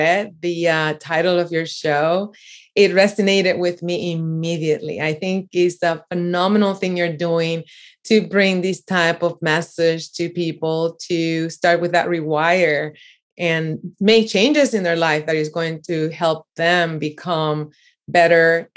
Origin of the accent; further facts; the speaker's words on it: Puerto Rico; I grew up in Puerto Rico, and I'm from the beautiful island in the Caribbean.